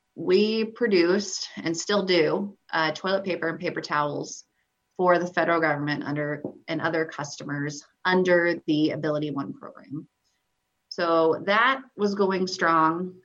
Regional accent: Southwest Iowa, United States; moved away as an adult; also born or lived in Omaha, Nebraska; now in Nebraska, United States; I was born in Omaha, Nebraska, and then we moved to Southwest Iowa and I went to college in Iowa and then came back to Nebraska for my job

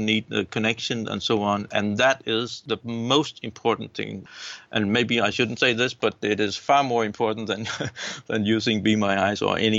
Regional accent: Denmark; I am from Denmark and 53 years old now.

